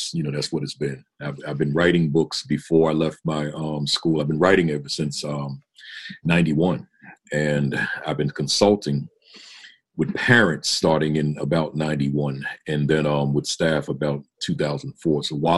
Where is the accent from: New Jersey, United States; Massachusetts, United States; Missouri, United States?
New Jersey, United States; So I went on and taught in New York, then went to Jersey, back with, which is my home state, and got certified there and taught there